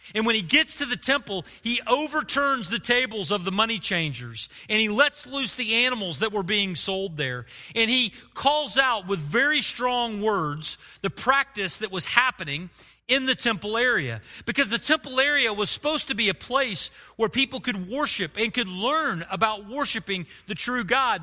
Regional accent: Oklahoma, United States; I grew up in Oklahoma

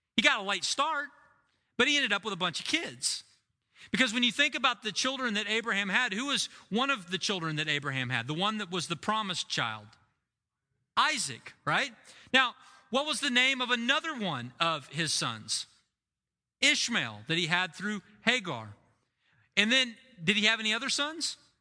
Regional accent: United States; As an American

